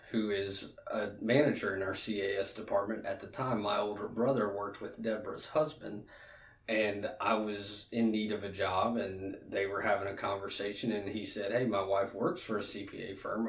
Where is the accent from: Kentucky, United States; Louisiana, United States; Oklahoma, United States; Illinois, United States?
Louisiana, United States; Alexandria; moved away as an adult; also born or lived in Baton Rouge, Louisiana; I'm from Alexandria. Went to uh, Menard uh, Menard High School, which is a private Catholic school in Alexandria